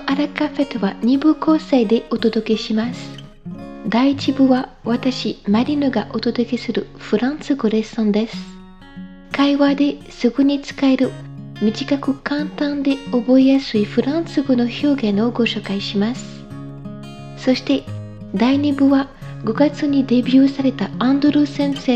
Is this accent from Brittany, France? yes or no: yes; Brittany, France; Je viens de Bretagne une région à l'ouest de la France bordée par la mer.